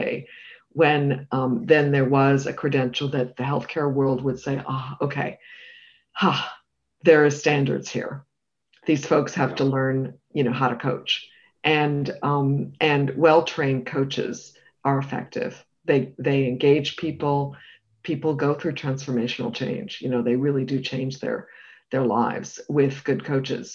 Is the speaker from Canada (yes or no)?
yes; Canada; also born or lived in United Kingdom; now in United States; as a Canadian who also lived in the UK